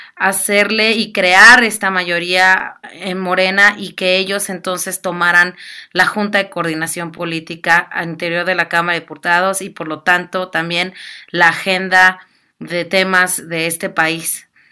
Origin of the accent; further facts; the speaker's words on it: Mexico; sentirnos de alguna manera como mexicanas y mexicanos